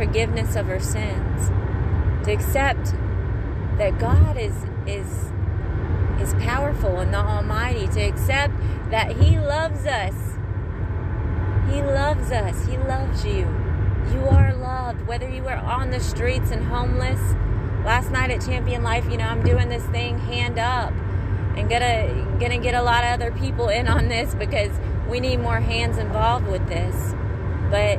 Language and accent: English; Mississippi, United States; now in Florida, United States; Mississippi, y'all, my hometown.